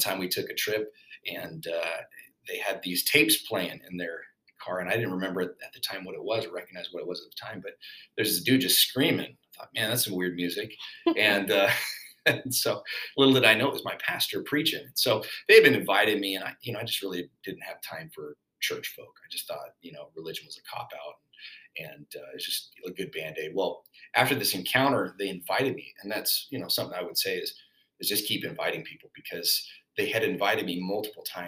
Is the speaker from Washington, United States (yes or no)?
yes; Spokane, Washington, United States; I was born and raised in Spokane, Washington, to a pretty rough background